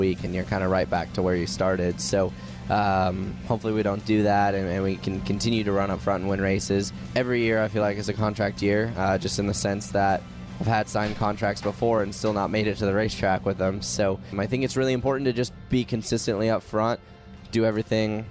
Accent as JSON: {"language": "English", "town": "Tucson", "region": "Arizona", "country": "United States", "also_born_or_lived": "North Carolina", "moved": "yes", "said": "I'm from Tucson"}